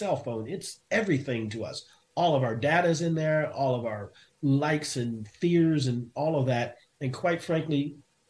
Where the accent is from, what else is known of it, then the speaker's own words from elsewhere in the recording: Japan; moved away; also born or lived in South Korea; I grew up in Japan